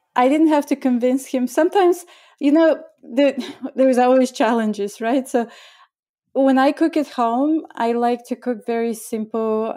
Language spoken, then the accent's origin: English; Bulgaria; moved away as an adult; also born or lived in India; now in New York, United States; I was born in Bulgaria and I grew up during communist time and that was my childhood